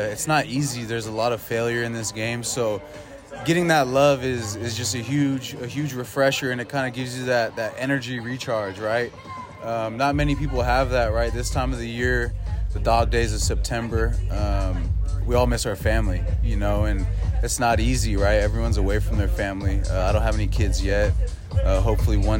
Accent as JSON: {"language": "English", "area": "Bay Area", "region": "California", "country": "United States", "tie": "born or raised there", "said": "Growing up in the Bay Area, super sports orientated location"}